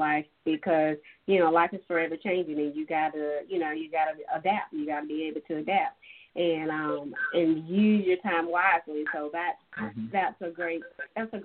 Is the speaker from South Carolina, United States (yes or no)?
yes; Dillon County, South Carolina, United States; moved away as an adult; growing up in Dillon County